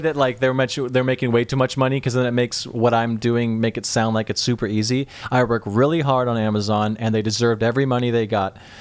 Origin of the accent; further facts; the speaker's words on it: the Northwest, Pacific Northwest, United States; I'm from the Northwest.